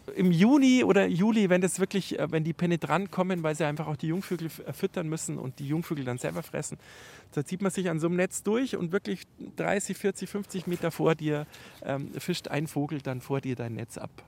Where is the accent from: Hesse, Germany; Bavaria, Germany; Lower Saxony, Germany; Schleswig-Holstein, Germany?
Bavaria, Germany; bei uns in Bayern